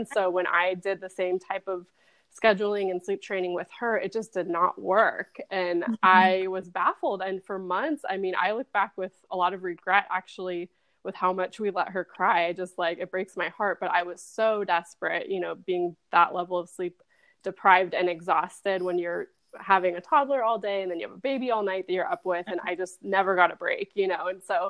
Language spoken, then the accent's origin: English; California, United States; now in San Antonio, United States; So I'm originally from Southern California and have lived all over the country, but we are now in San Antonio, Texas.